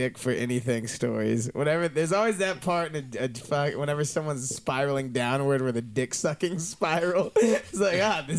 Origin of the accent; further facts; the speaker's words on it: Dallas, Texas, United States; also born or lived in New York; Dallas originally. I lived in New York before I came out here.